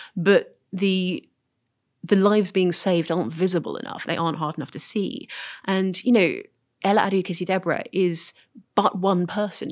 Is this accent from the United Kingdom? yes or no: yes; United Kingdom; I'm British